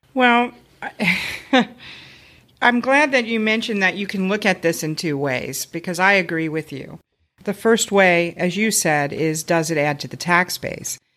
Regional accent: Cincinnati, Ohio, United States; moved away as an adult; now in Loveland, United States; I grew up in Clifton, so I know what it's like to live in a bigger city

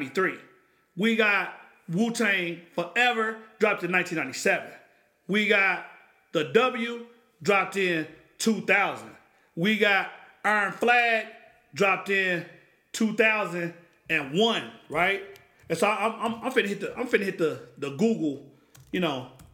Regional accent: Oklahoma, United States; I grew up in Oklahoma.

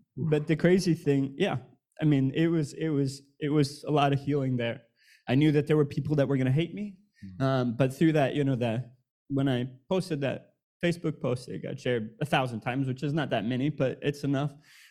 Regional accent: Wisconsin, United States; I grew up in Wisconsin in a small town of 6,000, moved to a much bigger town of 20,000

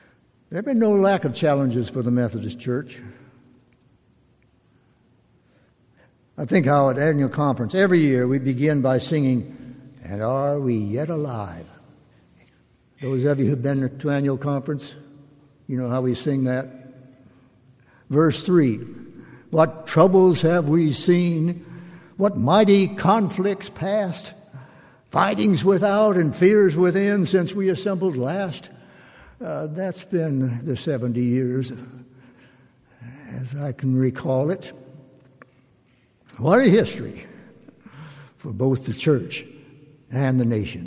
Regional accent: Mississippi, United States; moved away; I was from Mississippi

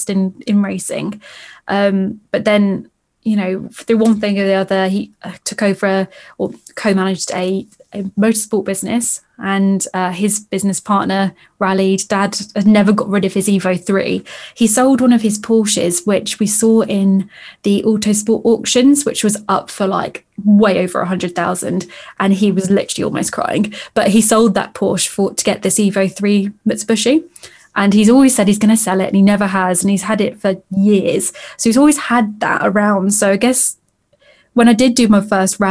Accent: the Midlands, England, United Kingdom; moved away as an adult; also born or lived in Llandudno, North Wales; now in Wales, United Kingdom; originally I was from the Midlands, and hence why I went to all the local kart circuits

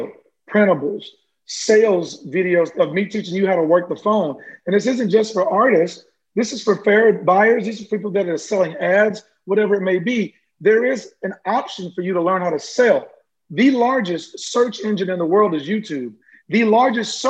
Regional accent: Central Texas, United States; I grew up in Central Texas

